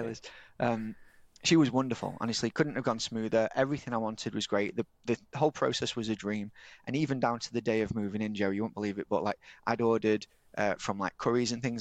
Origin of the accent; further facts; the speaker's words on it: Yorkshire and the Humber, United Kingdom; I'm from Yorkshire